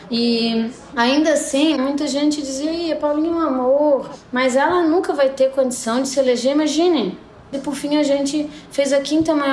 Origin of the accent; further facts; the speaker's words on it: Bombinhas, Santa Catarina, Brazil; also born or lived in Florianópolis; eu nasci em Floripa, mas sou de Bombinhas ali. Já fui prefeita de Bombinhas por cinco anos e meio